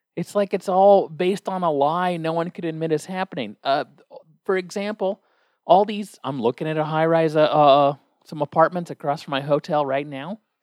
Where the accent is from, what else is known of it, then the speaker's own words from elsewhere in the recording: United States; I, as an American